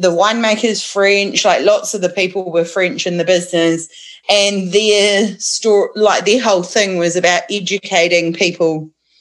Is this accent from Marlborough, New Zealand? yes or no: yes; Awatere Valley, Marlborough, New Zealand; now in Haumoana, Hawke's Bay, New Zealand; So I grew up in Marlborough in the Awatere Valley, to be precise